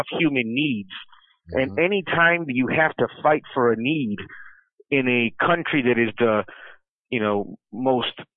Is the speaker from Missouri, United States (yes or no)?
no; Chicago, Illinois, United States; as a Mexican born in America, been born and raised in Chicago my whole life